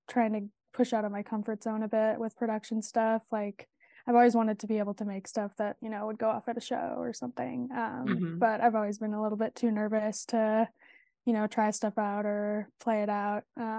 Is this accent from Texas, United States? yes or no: no; Madison, Wisconsin, United States; No, I'm actually from Madison, Wisconsin.